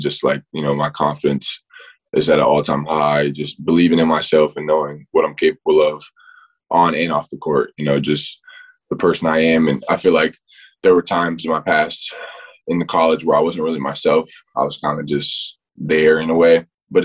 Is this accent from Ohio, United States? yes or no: no; Florida, United States; I definitely followed Florida because I'm being from Florida. Everybody in my hometown or everybody back home, you know, you see Gator fans everywhere.